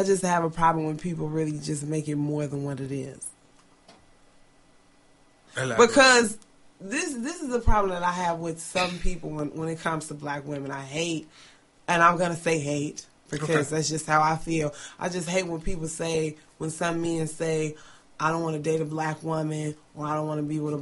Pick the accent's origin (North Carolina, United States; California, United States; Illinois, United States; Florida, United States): Illinois, United States; Chicago; Growing up in Chicago, and growing up in the neighborhood that I grew up